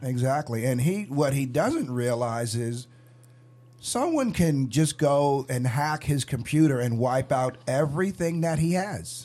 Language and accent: English; New York, United States; When I was growing up in New York